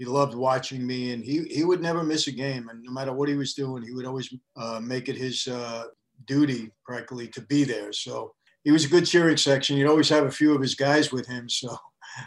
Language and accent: English; New York City, New York, United States; I was born in Brooklyn also